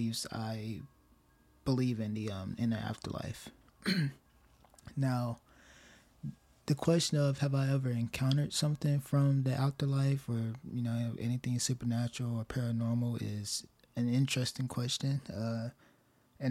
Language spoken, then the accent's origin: English; rural town in Tennessee, United States; my hometown has some kind of energy to it, some kind of presence to it, because it is a war town, a Civil War town, very old, very remote, isolated from everything else, pretty much. Very rural town in Tennessee